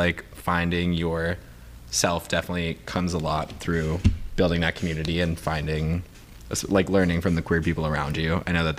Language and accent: English; New York, United States; we're both from New York too.